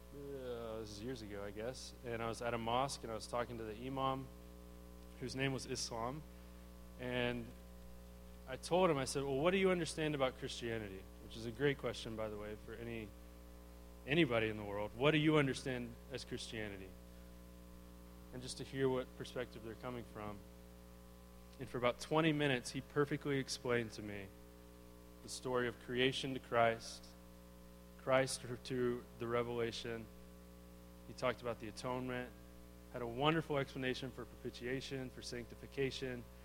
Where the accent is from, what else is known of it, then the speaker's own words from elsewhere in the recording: Arlington, Texas, United States; I grew up, yeah, in Arlington, Texas